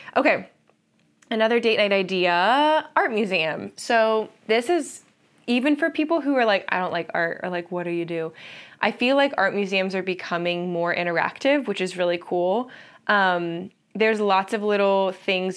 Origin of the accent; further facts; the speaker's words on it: Columbus, Ohio, United States; I'm from Columbus, Ohio, and we live there now